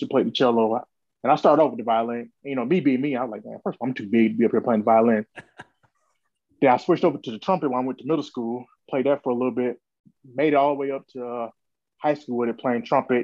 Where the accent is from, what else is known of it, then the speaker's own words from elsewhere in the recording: Augusta, Georgia, United States; I'm from Augusta, Georgia, which is maybe 2 hours away from Atlanta, right there on the border of South Carolina. Grew up with my family.